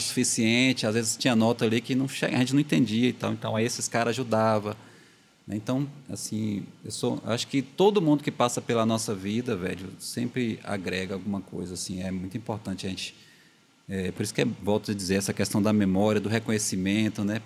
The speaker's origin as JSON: {"language": "Portuguese", "country": "Brazil", "tie": "born or raised there", "said": "eu cresci ali no Alto Maron, né? Nosso bairro aqui, um grande bairro Alto Maron"}